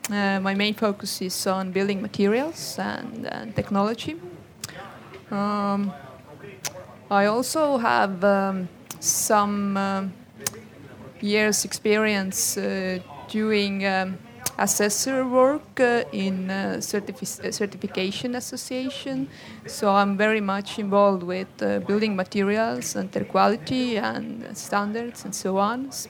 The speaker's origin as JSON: {"language": "English", "country": "Estonia", "said": "I'm Estonian."}